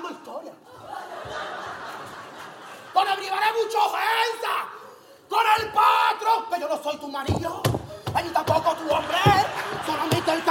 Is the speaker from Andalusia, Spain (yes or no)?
yes; Huelva, Andalusia, Spain; Que yo estoy en el patio con todas las chavalerías está de Huelva, de mi tierra, de mi ciudad.